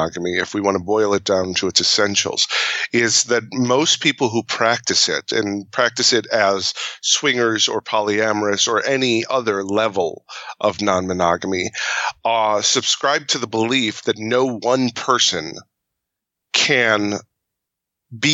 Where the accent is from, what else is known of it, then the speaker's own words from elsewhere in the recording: Midwest, United States; we're from the Midwest